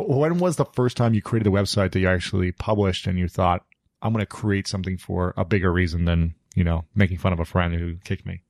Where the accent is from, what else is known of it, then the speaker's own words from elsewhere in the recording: Ohio, United States; moved away as an adult; also born or lived in New York City; now in Los Angeles, United States; I'm from Ohio, so I'm a neighbor of yours